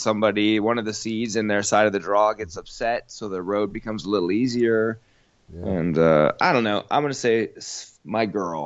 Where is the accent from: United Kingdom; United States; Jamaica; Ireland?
United States; I love being American